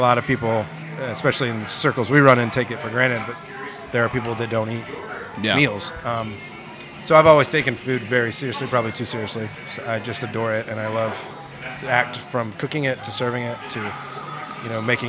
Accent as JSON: {"language": "English", "town": "Atlanta", "region": "Georgia", "country": "United States", "tie": "born or raised there", "said": "I grew up in the city of Atlanta. My parents owned two restaurants, one in Virginia Highlands and one downtown, both Italian-derived. My father's family is Italian."}